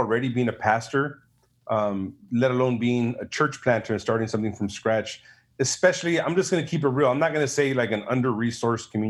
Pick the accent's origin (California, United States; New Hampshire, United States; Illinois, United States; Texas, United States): California, United States; Los Angeles; moved away as an adult; I was raised in Huntington Park, Watts, South Central